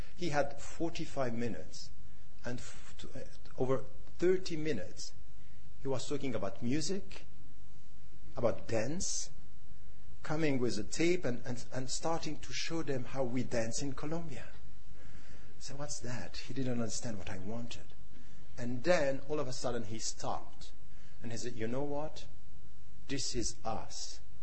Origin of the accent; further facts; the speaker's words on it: Switzerland; myself being a European Muslim born and raised in Switzerland